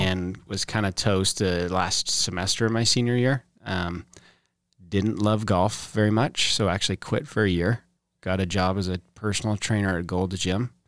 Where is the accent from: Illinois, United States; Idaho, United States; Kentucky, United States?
Idaho, United States; Boise; born and raised kinda South Boise area